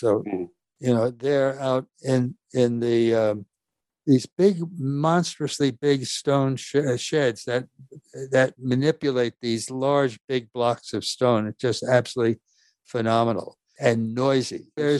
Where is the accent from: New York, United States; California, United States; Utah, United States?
New York, United States; I was born and raised here in New York. We were far from a wealthy family. As a matter of fact, Dad worked hard. Mom was an immigrant. I'm second generation. It was a Norwegian family